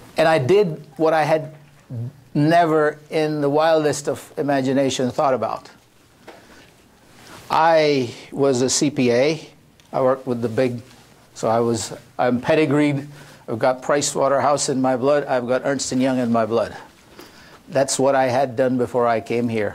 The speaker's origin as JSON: {"language": "English", "region": "Delhi", "country": "India", "tie": "born or raised there", "moved": "as an adult", "lives_now": "United States", "said": "born and brought up in Delhi"}